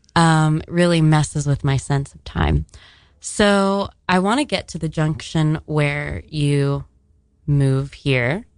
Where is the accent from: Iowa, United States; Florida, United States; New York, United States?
Florida, United States; Miami; moved away; I'm from Miami